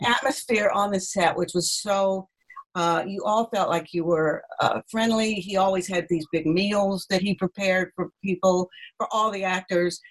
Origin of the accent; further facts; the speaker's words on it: Asheville, North Carolina, United States; now in England; I was born in Asheville